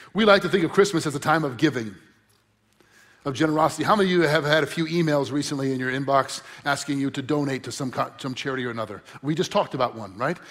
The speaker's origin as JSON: {"language": "English", "town": "Crystal Lake", "region": "Illinois", "country": "United States", "tie": "born or raised there", "said": "I grew up in Crystal Lake, just north of here"}